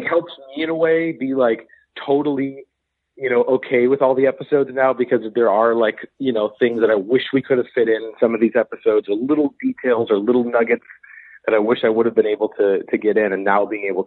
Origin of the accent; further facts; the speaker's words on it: United States; as an American